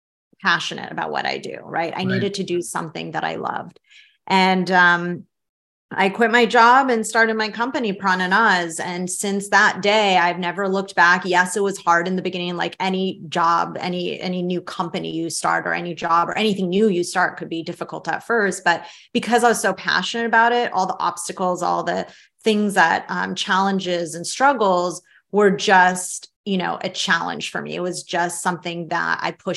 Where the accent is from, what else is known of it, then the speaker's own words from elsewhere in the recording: San Francisco, California, United States; also born or lived in Tehran, Iran; I grew up in San Francisco in the Bay Area